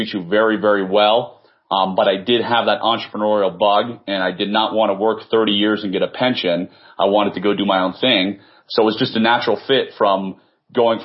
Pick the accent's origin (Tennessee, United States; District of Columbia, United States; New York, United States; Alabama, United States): District of Columbia, United States; Washington; born and raised in the Washington, D.C. area